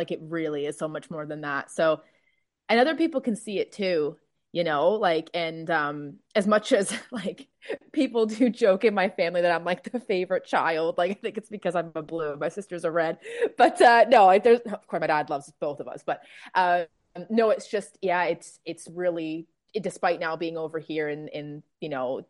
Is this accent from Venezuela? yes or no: no; North West England, United Kingdom; I support Everton. I'm like, what? I support Everton? What do you mean? I'm like, well, I'm from the Northwest originally, you know?